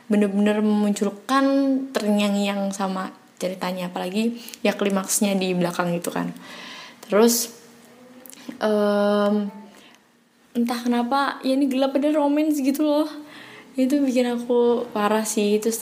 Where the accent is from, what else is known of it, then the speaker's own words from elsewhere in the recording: Semarang, Central Java, Indonesia; aku dari Semarang.